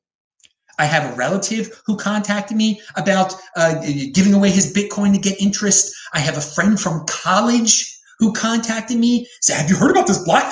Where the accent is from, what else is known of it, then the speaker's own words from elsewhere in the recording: Baltimore, Maryland, United States; now in Miami, United States; my hometown of Baltimore